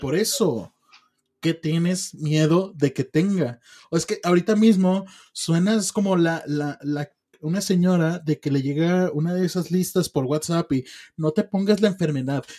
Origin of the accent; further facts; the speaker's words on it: Mexico; yo como mexicano tengo visa